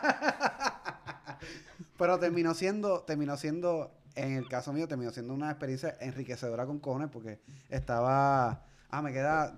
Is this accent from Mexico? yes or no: no; Puerto Rico; yo soy de aquí de Puerto Rico